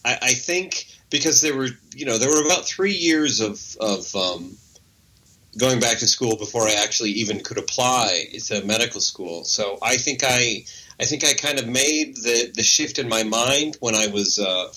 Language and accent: English; Utah, United States; moved away as an adult; also born or lived in Denver, Colorado / Dallas, Oregon / Price, Utah / Salt Lake City, Utah; now in Minnesota, United States; Moved to Oregon, a little town called Dallas, Oregon, for a while. But really, most of my, you know, childhood memory is in Utah. First, this little town called Price, Utah, which was a little teeny coal mining town, and strangely, almost completely devoid of Mormons